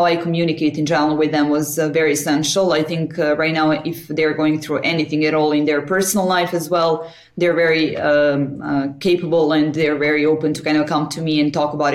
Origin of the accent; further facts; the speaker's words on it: Belgrade, Serbia; also born or lived in Paris; right now I'm in Belgrade, Serbia, in my hometown.